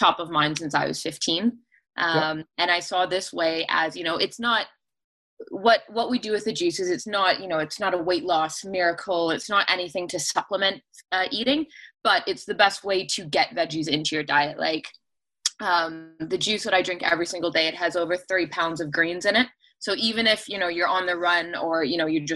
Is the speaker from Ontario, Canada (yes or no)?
yes; Cambridge, Ontario, Canada; I was born and raised in Galt